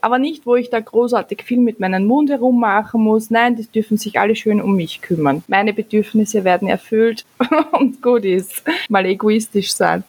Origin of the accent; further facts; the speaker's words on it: Austria; bei uns in Österreich